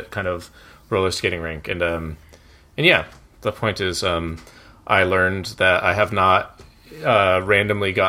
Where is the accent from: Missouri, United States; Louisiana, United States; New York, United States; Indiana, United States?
Missouri, United States; Columbia; In Columbia, Missouri, my hometown